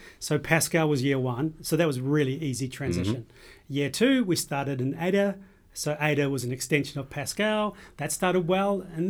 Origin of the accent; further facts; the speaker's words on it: New Zealand; now in Australia; By the way, I'm from New Zealand, and I've Scottish.